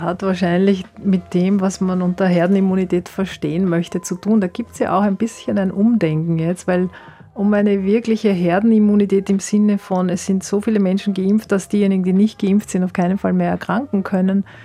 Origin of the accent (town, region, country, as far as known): Austria